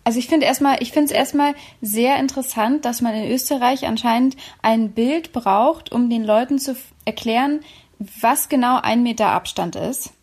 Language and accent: German; Berlin, Germany; aus meiner Heimatstadt Berlin